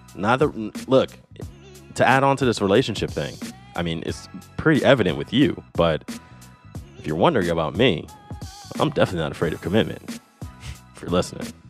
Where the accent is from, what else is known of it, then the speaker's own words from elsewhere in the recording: United States; as an American